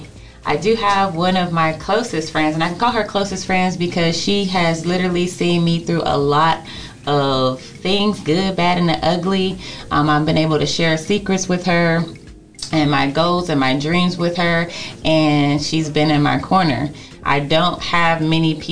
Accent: Youngstown, Ohio, United States; also born or lived in Columbus, Ohio; me and Tia are both born and raised in Youngstown, Ohio. But grew up in both places, grew up in Youngstown and we grew up in Columbus, Ohio.

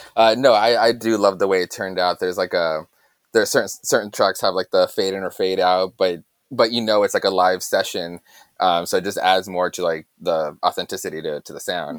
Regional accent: Yuma, Arizona, United States; originally, we're, we're both from Yuma, Arizona

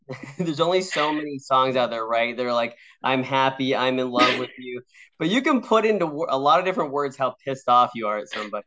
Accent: West Coast, United States; I grew up on the West Coast

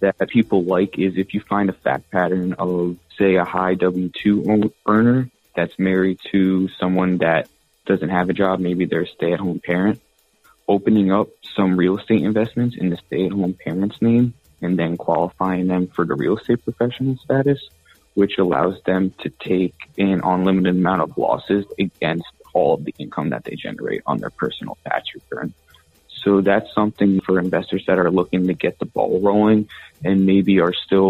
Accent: Northeastern Pennsylvania, United States; moved away as an adult; also born or lived in Montclair, New Jersey / New York City; now in Charlotte, United States; I'm from the Northeast. So originally from Northeastern Pennsylvania up in the Poconos, which is a country setting

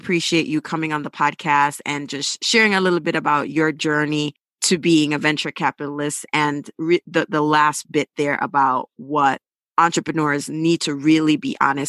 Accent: Montego Bay, Saint James, Jamaica; I am from Mobe, and built my website.

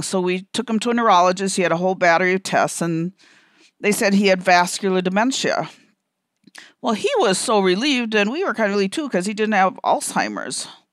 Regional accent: Minnesota, United States; I'm from Minnesota and they say that we're kind of indirect up here

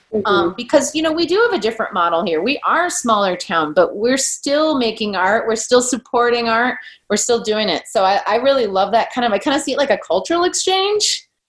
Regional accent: Midwest, United States; now in Boise, United States; I'm from the Midwest.

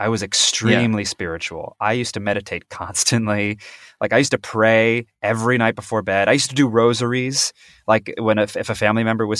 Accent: Kansas, United States; also born or lived in North Carolina / Alaska / Pennsylvania; I grew up, well, I was a military brat. So I was born in North Carolina, but then I moved around all over the place to Alaska, Pennsylvania. But then my dad retired in Kansas. And that's where I grew up from like 10 years old onward.

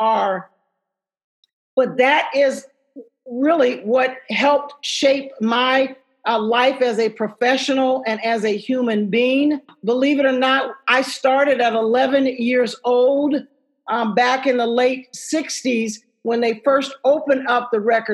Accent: Dayton, Ohio, United States; I'm from Dayton, Ohio

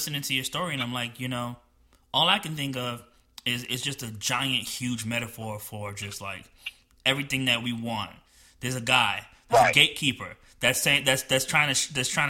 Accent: New Jersey, United States; moved away; I'm from New Jersey and I grew up poor

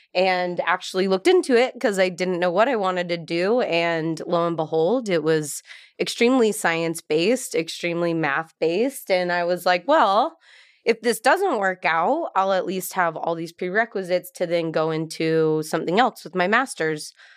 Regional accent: Salt Lake City, Utah, United States; moved away as an adult; we're both from Salt Lake City, Utah, without knowing each other, and so growing up in Utah

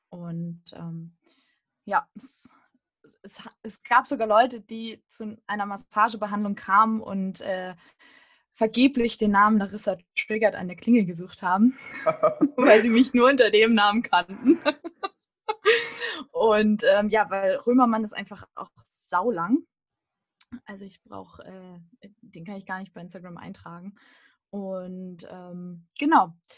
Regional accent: Hullersen, Lower Saxony, Germany; moved away as an adult; also born or lived in Göttingen / Braunschweig; now in Berlin, Germany; Hullersen ist mein Heimatdorf. Da habe ich äh, fast 18 Jahre gelebt

